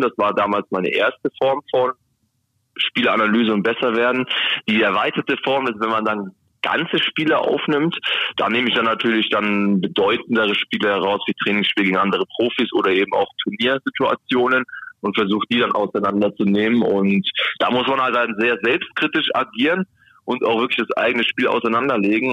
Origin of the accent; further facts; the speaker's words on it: Helmbrechts, Bavaria, Germany; also born or lived in Bayreuth; now in Bremen, Germany; ich komme auch nicht ganz um die Ecke hier aus Bremen, sondern ich bin ähm, komme aus Franken und zwar geboren in Bayreuth, ähm, gebürt oder äh, gelebt in Helmbrecht